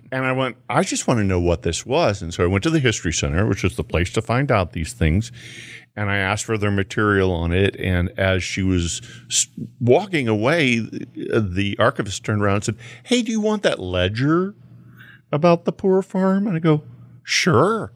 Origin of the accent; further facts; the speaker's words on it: Houston, Texas, United States; I grew up in Houston near Poor Farm Ditch